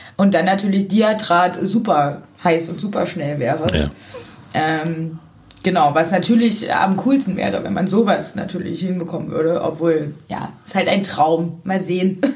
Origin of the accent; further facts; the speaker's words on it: Zwickau, Saxony, Germany; moved away as an adult; now in Cottbus, Germany; Ich komme ursprünglich aus Sachsen.